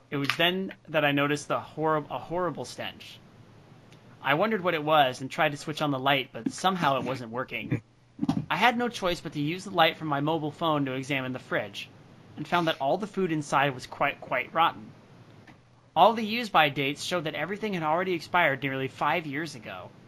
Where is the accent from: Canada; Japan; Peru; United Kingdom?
Japan; Tochigi; now in Tokyo, Japan; I decided to go back to my hometown of Tochigi.